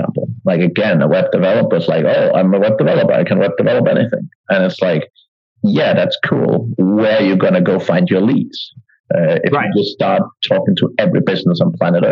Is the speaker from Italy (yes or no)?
no; Denmark; moved away as an adult; also born or lived in Ireland / United Kingdom / Eastern Europe; now in Asia; So originally I'm from Denmark, but I left when I turned 18